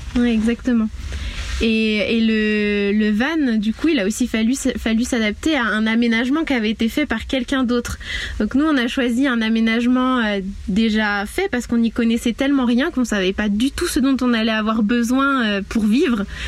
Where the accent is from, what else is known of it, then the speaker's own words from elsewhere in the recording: Mayenne, Pays de la Loire, France; moved away as an adult; also born or lived in Guadeloupe; je suis originaire de la Mayenne